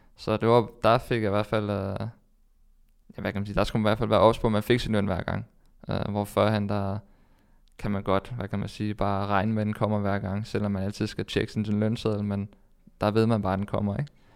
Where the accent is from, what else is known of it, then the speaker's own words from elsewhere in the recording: Denmark; moved away as an adult; hjemme i Danmark